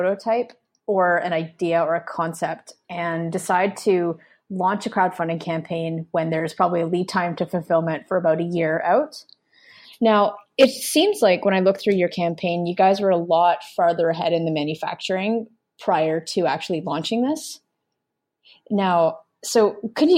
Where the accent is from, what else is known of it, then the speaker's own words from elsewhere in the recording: Canada; being Canadian